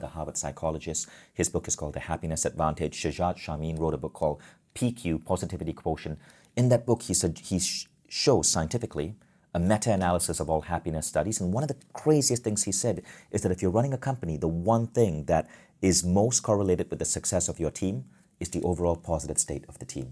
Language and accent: English; Malaysia; I grew up in Malaysia, a developing country